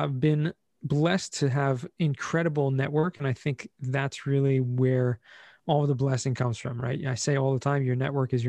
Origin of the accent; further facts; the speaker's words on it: Southern California, United States; now in Israel; I grew up in Southern California.